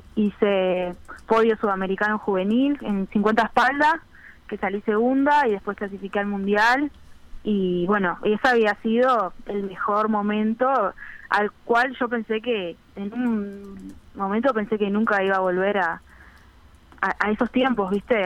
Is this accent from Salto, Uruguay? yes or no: no; Piriápolis, Maldonado, Uruguay; moved away as an adult; now in Montevideo, Uruguay; soy de Piriápolis